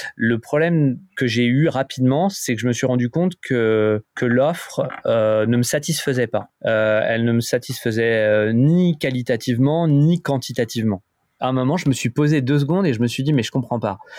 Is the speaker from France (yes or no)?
yes; France; en tant que en tant que français